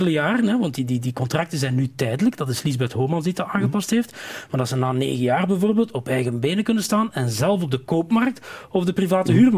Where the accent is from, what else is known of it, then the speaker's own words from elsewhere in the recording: Flanders, Belgium; Veel meer dat erfgoed als weergave van wie wij zijn als Vlamingen. Ja. We hebben heel veel soorten erfgoed in Vlaanderen.